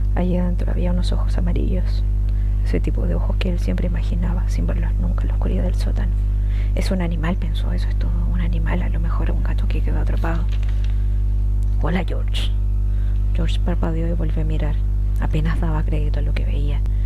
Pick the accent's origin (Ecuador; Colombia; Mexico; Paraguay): Mexico; mi país, México